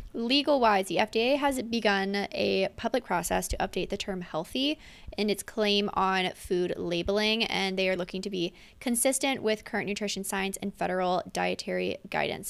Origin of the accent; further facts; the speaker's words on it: Pennsylvania, United States; my hometown in Pennsylvania